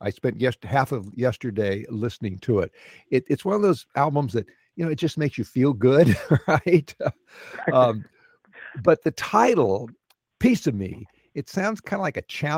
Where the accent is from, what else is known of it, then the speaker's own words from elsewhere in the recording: Corpus Christi, Texas, United States; moved away; my hometown, Corpus Christi